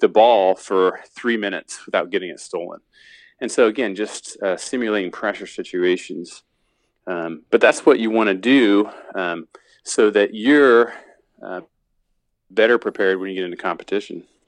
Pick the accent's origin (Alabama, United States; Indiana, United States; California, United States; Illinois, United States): Indiana, United States; I'm from Indiana